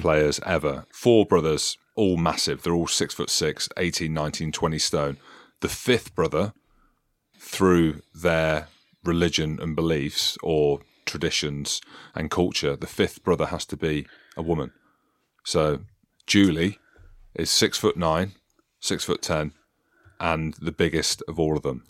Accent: Scotland, United Kingdom; I live in Scotland, I'm Scottish

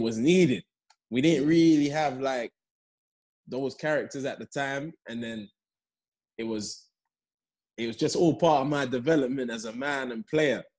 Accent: London, United Kingdom; also born or lived in Leeds; I, was born in Leeds, but I was only there two months. So, okay. And then I came to London.

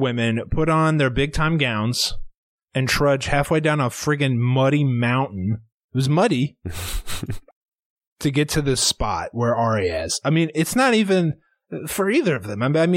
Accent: Iowa, United States; We're from Iowa

